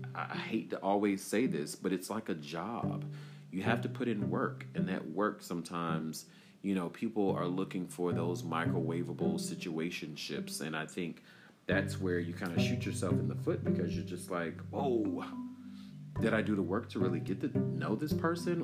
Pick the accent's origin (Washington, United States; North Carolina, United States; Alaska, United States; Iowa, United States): North Carolina, United States; Durham; you guys know I'm from Bull City. I'm from Durham, North Carolina.